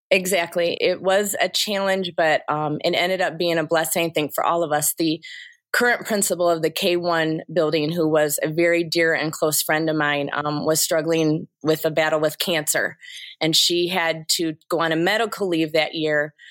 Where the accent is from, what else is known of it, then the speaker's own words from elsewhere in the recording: Kalkaska, Michigan, United States; was born and raised in Kilkaska, Michigan, which, um, is around Traverse City